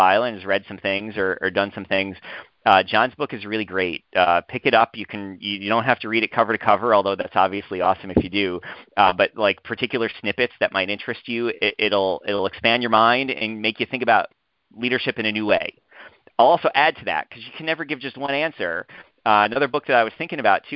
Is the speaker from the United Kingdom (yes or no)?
no; New York, United States; moved away as an adult; now in Urbana-Champaign, United States; Growing up in New York